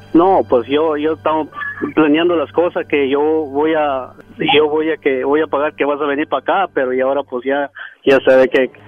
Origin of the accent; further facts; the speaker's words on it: Oaxaca, Mexico; now in California, United States; yo soy de Oaxaca, pero soy de aquí, California